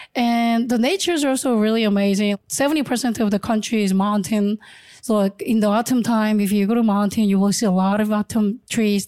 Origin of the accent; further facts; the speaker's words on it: Ulsan, South Korea; moved away as an adult; also born or lived in Seoul / California / Mexico City / Guanajuato; So I was born in Seoul, but I grew up in Ulsan